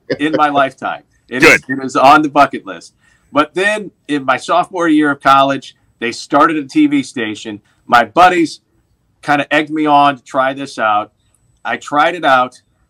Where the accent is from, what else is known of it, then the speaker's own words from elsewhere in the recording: St. Louis, Missouri, United States; moved away as an adult; also born or lived in Des Moines, Iowa; now in Milwaukee, United States; that's my hometown